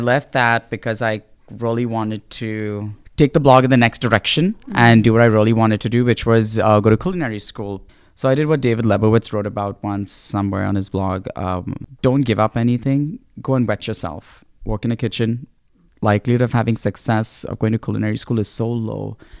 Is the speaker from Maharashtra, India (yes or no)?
yes; Mumbai, Maharashtra, India; moved away as an adult; also born or lived in Cincinnati, Ohio; I grew up in Bombay.